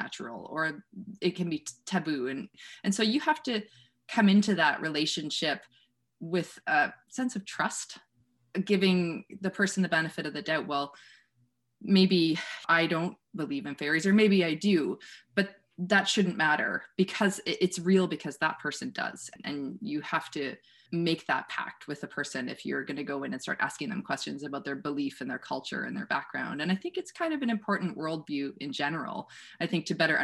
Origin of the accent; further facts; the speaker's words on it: Wellesley, Ontario, Canada; moved away; also born or lived in Waterloo, Ontario; I grew up in Wellesley, in the small town in Waterloo region.